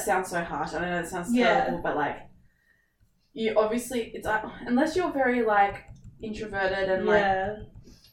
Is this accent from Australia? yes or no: yes; Australia; I'm so Aussie